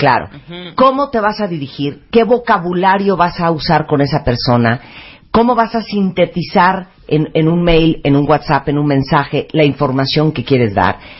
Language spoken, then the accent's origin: Spanish; Mexico; del carisma que tenemos los mexicanos